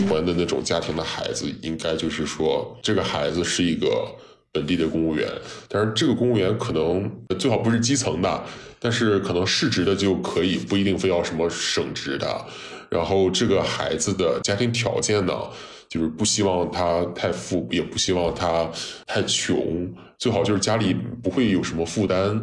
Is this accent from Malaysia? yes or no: no; Shandong, China; moved away as an adult; also born or lived in United Kingdom; now in Beijing, China; 从我们山东人角度来讲